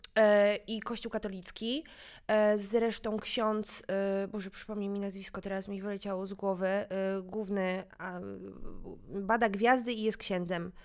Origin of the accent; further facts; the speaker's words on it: Kraków, Lesser Poland, Poland; ja się wychowywałam na Wydziale Fizyki e, na UJ